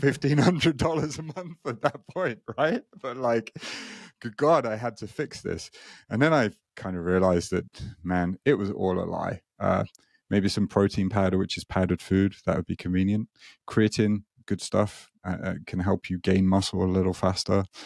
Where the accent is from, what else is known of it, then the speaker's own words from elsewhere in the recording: United Kingdom; moved away as an adult; now in Japan; I'm not Japanese, as you may be able to hear. I'm, I'm British